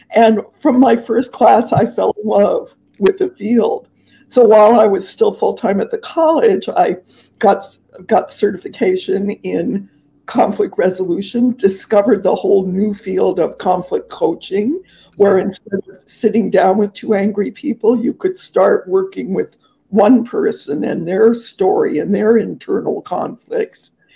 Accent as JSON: {"language": "English", "region": "Southern California", "country": "United States", "tie": "born or raised there", "also_born_or_lived": "Los Angeles / Mexico", "moved": "yes", "said": "I grew up in Southern California"}